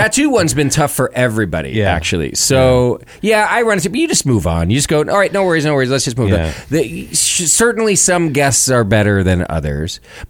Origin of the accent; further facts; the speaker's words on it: California, United States; growing up in California